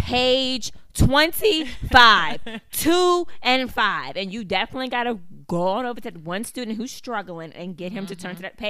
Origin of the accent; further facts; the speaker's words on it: Altavista, Virginia, United States; I'm from Alta Vista.